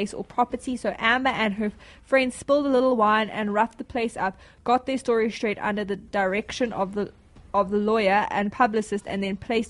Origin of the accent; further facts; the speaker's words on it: South Africa; I'm from South Africa